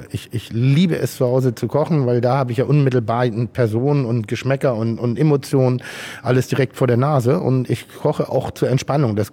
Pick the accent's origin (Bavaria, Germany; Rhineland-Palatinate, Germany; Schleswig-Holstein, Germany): Schleswig-Holstein, Germany; now in Hamburg, Germany; lebe ich in Hamburg und dadurch bin ich auch so ein bisschen ein Hamburger. Aber meine Heimat ist Schleswig-Holstein. Meine Urgroßeltern hatten eine Baumschule, also relativ ländlich bei Ellerbeck.